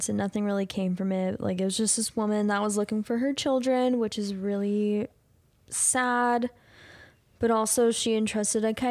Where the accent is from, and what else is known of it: Louisville, United States; born or raised there